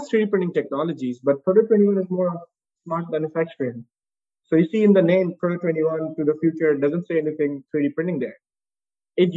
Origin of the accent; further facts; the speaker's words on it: Pakistan; moved away as an adult; also born or lived in United States; now in Dubai, United Arab Emirates; in Pakistan, in my home country.